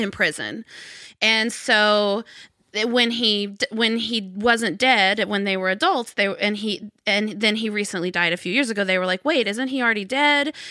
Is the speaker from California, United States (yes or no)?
no; Arkansas, United States; I grew up in Arkansas